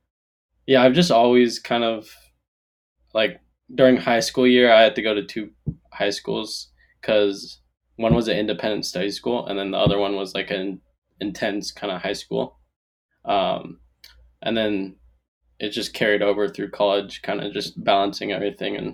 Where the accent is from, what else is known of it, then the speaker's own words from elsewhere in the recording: Moraga, California, United States; moved away; I'm originally from the Bay Area, Moraga, California.